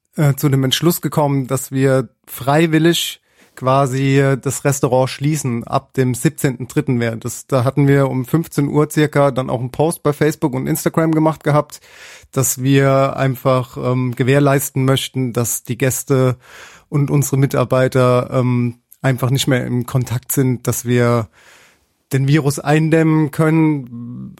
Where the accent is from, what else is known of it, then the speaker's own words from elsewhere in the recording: Mannheim, Baden-Württemberg, Germany; Ich selbst bin äh, Sternekoch, bin aus Mannheim